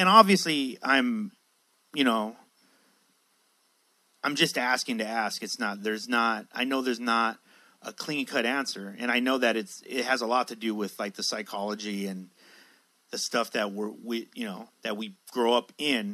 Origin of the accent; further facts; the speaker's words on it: San Diego, California, United States; I was raised in Logan Heights in San Diego